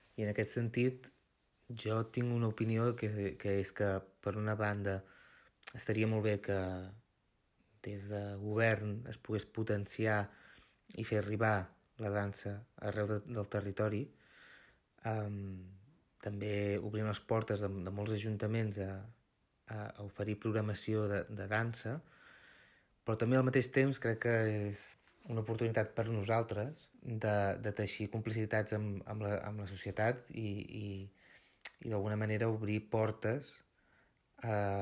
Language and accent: Catalan; Osona, Catalonia, Spain; Jo sóc d'Osona, sóc d'un petit poble, a prop de la, de la Garrotxa